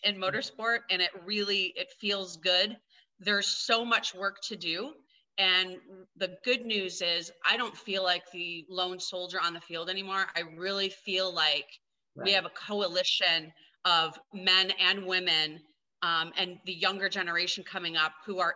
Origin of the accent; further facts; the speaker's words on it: Grand Rapids, Michigan, United States; now in Los Angeles, United States; I was born and raised in Grand Rapids, Michigan